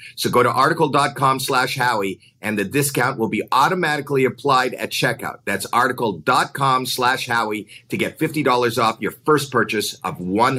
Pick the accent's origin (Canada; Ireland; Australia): Canada; Because I'm from Canada, we used to go camping and light a fire and make s'mores.